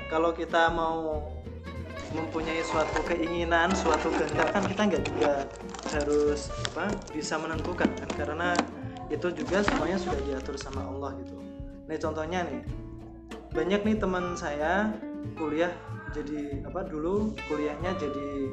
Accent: Jepara, Central Java, Indonesia; Asalnya dari Jepara

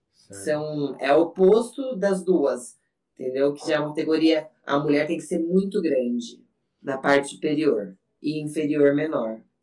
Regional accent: Salto de Pirapora, São Paulo, Brazil; Eu sou do interior, para quem não sabe, eu sou do lado de Sorocaba, sou de Saltos de Pirapora

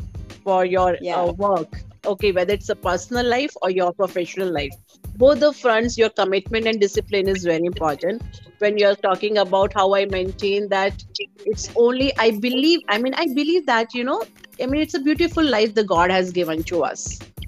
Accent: North India, India; English is a second language; So, but as I'm from North India, so, I love to dress up.

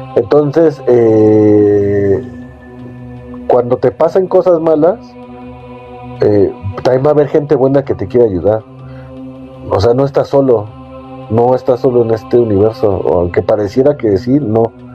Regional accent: Mexico; yo soy de México

